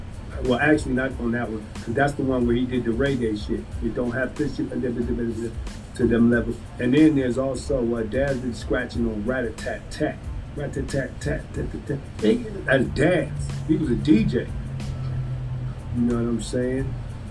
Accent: Philadelphia, Pennsylvania, United States; give it up to the two places that made me, the East and the West Coast, because I'm from Philly.

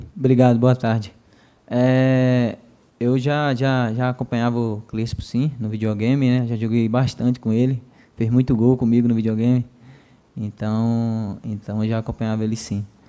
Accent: Brazil; sou de Saramirim mesmo, sou de Saramirim

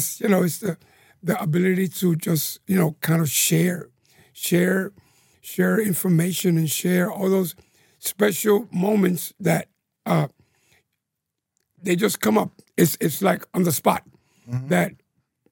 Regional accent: New York City, New York, United States; I was born in Manhattan, New York, Manhattan. And I just grew up in the, I would say the our barrio, and now 96th Street, down to about 125th Street in the 60s.

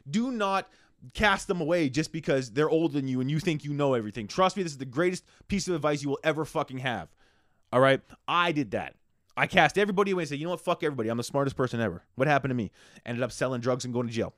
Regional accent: Canada; how Canadian I am

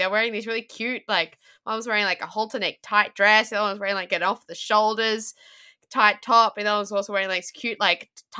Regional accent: Tasmania, Australia; I grew up in Tassie

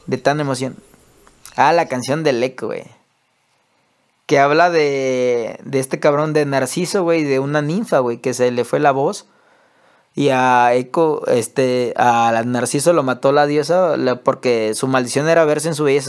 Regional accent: Acapulco, Guerrero, Mexico; also born or lived in Taxco de Alarcón; yo que soy de Acapulco, güey crecimos reggaetoneros

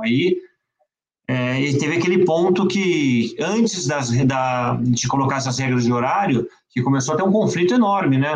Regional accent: São Paulo, Brazil; also born or lived in France; a minha vida dentro do Pinheiros, que eu sempre pratiquei esporte no Pinheiros, moro, mora, morava quando era pequeno e moro ainda

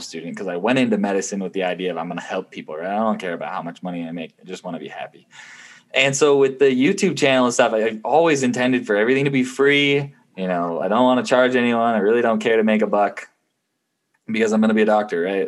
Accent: Utah, United States; also born or lived in Ohio / Taiwan; I grew up most of my life in Utah, although I was born in Ohio, so I'm a Buckeye.

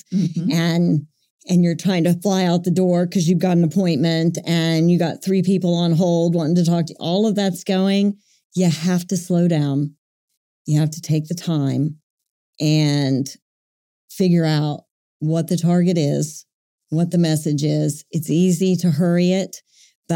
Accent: Buffalo, Oklahoma, United States; My little hometown that I grew up in, Buffalo, Oklahoma

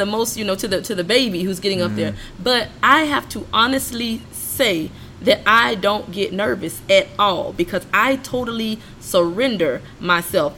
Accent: Columbus, Mississippi, United States; now in Augusta, United States; I was born in Columbus and grew up a good portion of my life in the woods.

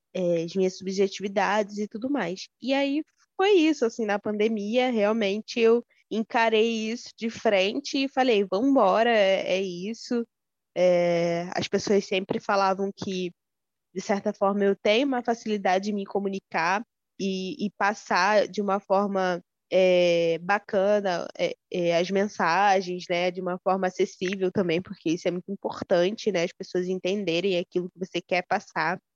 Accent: Rio de Janeiro, Brazil; eu sou daqui do centro do Rio de Janeiro

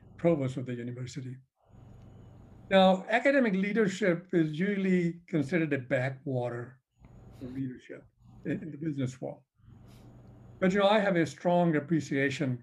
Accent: India; moved away as an adult; now in United States; I came from India in the 70s and for my graduate school. I just stayed here

